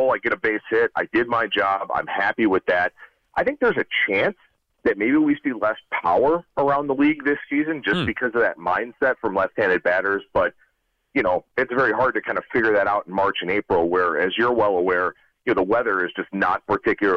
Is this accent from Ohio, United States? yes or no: yes; Cleveland, Ohio, United States; now in Las Vegas, United States; I'm born and raised in Cleveland. I live out in Vegas now